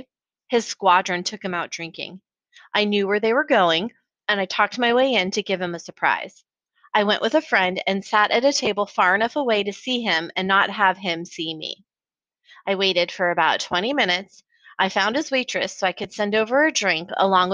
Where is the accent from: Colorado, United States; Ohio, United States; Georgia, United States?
Colorado, United States; Colorado Springs; Growing up in Colorado Springs, Colorado